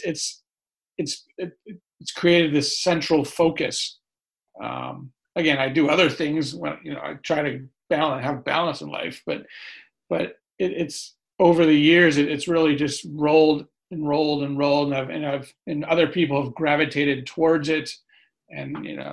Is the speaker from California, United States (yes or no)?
yes; California, United States; accent: New Yorker; moved away; also born or lived in New York City; I'm from California, but I lived in New York City for the last 20 years